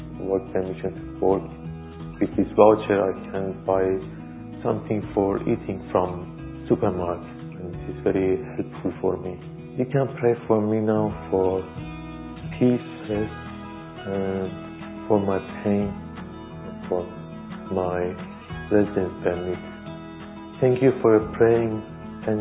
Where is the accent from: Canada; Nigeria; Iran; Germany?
Iran; English is a second language; moved away as an adult; now in London, United Kingdom; I was born in Iran.